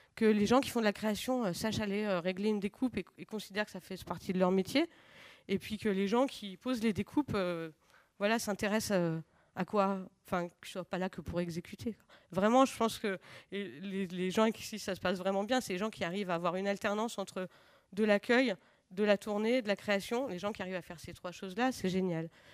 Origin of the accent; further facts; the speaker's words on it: Lyon, Auvergne-Rhône-Alpes, France; je viens de Lyon